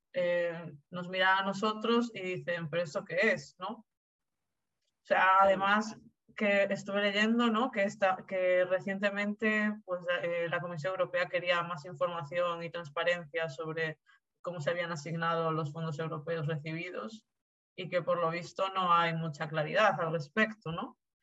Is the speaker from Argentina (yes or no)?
yes; Argentina; now in Spain; yo soy argentina